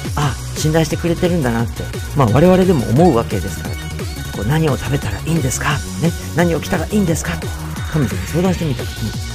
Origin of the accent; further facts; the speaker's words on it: Natori, Miyagi, Japan; moved away as an adult; also born or lived in Tokyo; 私自身が宮城県出身で、えー、まあ、東北の出身なんですけれども